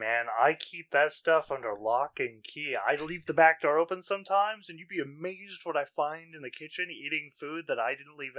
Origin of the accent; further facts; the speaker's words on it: Canada; as a Canadian, where you just, first of all, everything's rural by your guys' standards, right? We have, like, three big cities, period, right? And we have so many lakes and such that, like, there's a heron sanctuary of some sort in my town